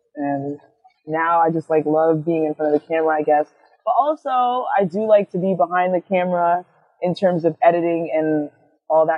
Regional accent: New York City, New York, United States; I'm from Queens. Originally from Jamaica, Queens, but now I'm out somewhere else

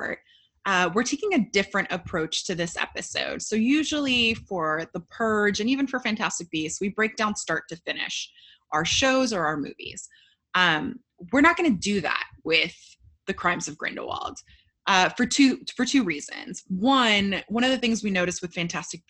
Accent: United States; as an American Potterhead

